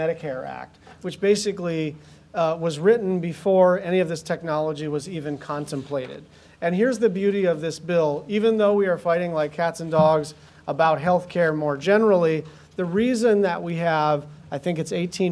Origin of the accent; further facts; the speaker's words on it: Hawaii, United States; I grew up in Hawaii in the sun